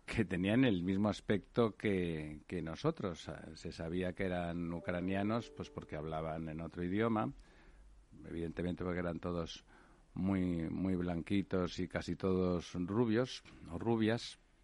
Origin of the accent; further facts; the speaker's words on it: Spain; como españoles vivimos en primera persona